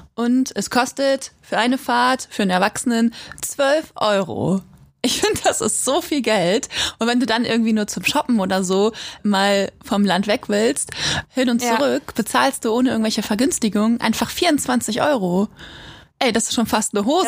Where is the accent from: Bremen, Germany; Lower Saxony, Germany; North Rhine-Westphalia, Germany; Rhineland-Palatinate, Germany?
Lower Saxony, Germany; Quakenbrück; now in Osnabrück, Germany; wir kommen nämlich eigentlich nicht aus Schwerin und Osnabrück, sondern ich komme aus Quakenbrück, einer 13.000 Einwohnerstadt in Niedersachsen